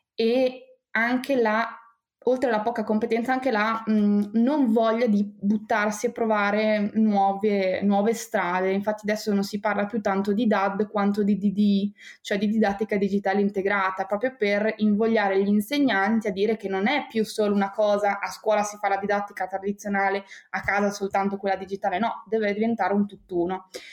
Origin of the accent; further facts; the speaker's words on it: Bologna, Emilia-Romagna, Italy; io sono nata a Bologna